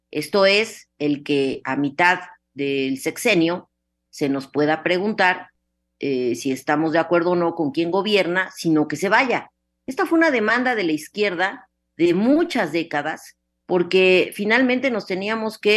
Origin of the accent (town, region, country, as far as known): Yucatán, Mexico